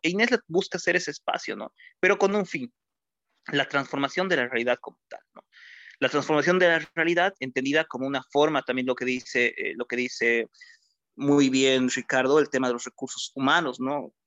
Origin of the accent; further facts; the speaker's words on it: Bolivia; Esta capacidad que tenemos como bolivianos